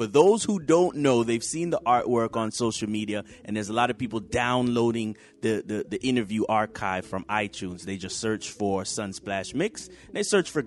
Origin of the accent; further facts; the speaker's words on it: Jamaica; Jamaican culture